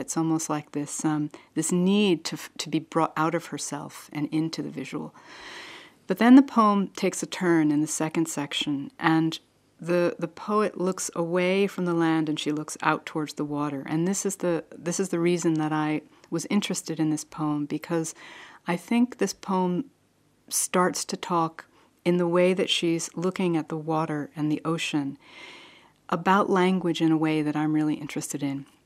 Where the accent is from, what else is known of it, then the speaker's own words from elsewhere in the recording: New Jersey, United States; I'm from New Jersey. That's where I was born